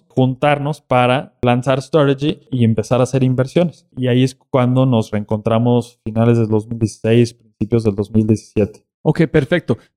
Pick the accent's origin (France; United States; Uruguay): United States; Houston, Texas; also born or lived in Mexico; yo nací en México, pero los tres años mis papás tomaron una decisión de decir, oye, pues vamos a agarrar nuestras maletas y vámonos a vivir a Estados Unidos prácticamente de un día a otro. Y nos fuimos a vivir a Houston, en Texas.